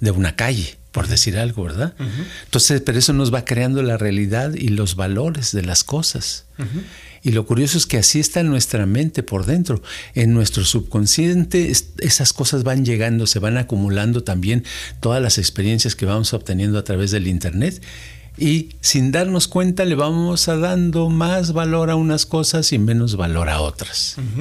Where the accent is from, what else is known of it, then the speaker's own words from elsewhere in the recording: Mexico City, Mexico; yo crecí en la Ciudad de México